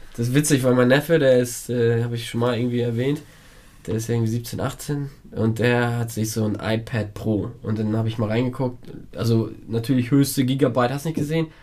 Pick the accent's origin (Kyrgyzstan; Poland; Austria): Poland